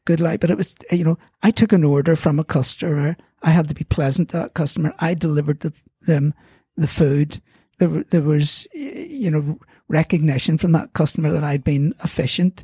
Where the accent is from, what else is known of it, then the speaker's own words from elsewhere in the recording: Belfast, Northern Ireland, United Kingdom; I'm from Belfast, so I've lived away, but I love Belfast.